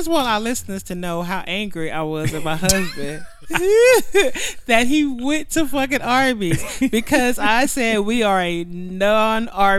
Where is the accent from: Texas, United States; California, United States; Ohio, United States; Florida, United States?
Texas, United States; I was born and raised in Texas.